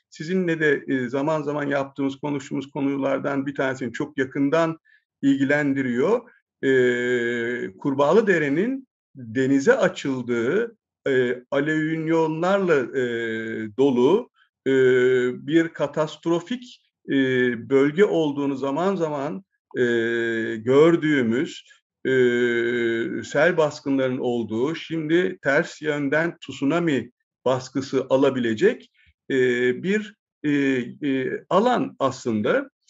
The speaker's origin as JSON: {"language": "Turkish", "town": "Kadıköy", "region": "Istanbul", "country": "Turkey", "tie": "born or raised there", "said": "ben de 60 seneden fazladır e, Kadıköy'de yaşıyorum, Kadıköylüyüm diyorum. E, yani çocukluğumda e, elle çevrilen dönme dolaba, e, işte ata binme imkanı olan böyle bir iki atın olduğu e, panayırların yapıldığı"}